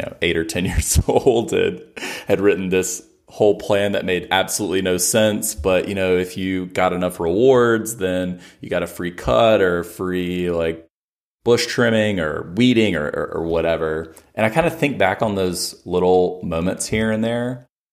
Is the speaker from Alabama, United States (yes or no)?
yes; Alabama, United States; I'm from Alabama